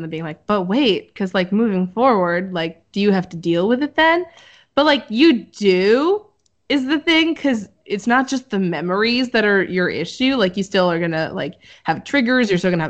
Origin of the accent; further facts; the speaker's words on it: Boothbay Harbor, Maine, United States; moved away; I also grew up in New England